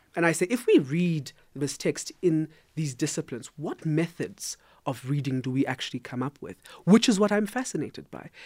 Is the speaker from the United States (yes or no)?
no; South Africa; I am a South African